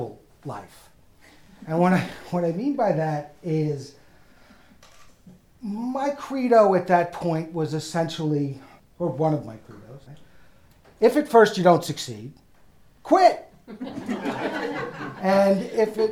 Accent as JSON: {"language": "English", "town": "New York City", "region": "New York", "country": "United States", "tie": "born or raised there", "also_born_or_lived": "Evanston, Illinois / Los Angeles / Boston", "accent": "New York", "moved": "as an adult", "lives_now": "Iowa, United States", "said": "I am a New York Jewish guy"}